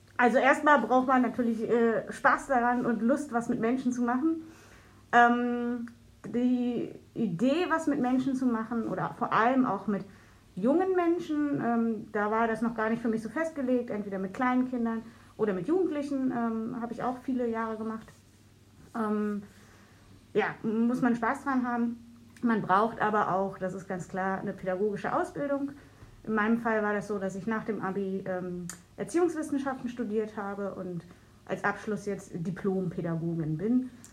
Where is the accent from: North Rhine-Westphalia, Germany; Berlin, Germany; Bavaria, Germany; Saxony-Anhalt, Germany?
Berlin, Germany; ich habe als Kind im Jungfernstieg gewohnt